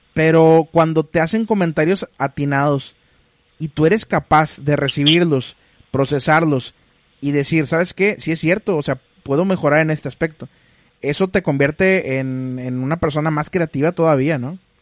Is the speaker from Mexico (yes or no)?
yes; Monterrey, Nuevo León, Mexico; Yo también soy de Monterrey.